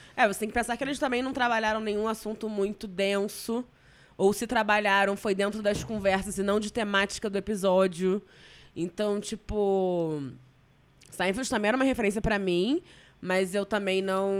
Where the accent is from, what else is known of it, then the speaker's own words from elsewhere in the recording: Rio de Janeiro, Brazil; Eu sou muito tijucana